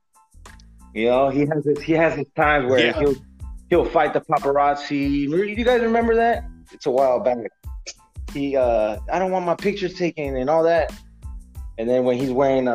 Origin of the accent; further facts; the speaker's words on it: San Diego, California, United States; English is a second language; moved away as an adult; now in Samoa; I'm from San Diego, you know. I've been there almost all my life